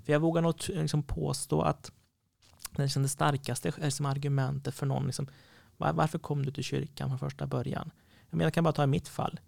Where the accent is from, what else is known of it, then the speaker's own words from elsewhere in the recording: Sweden; Missionskyrkan när jag växte upp i Åring hade två anställda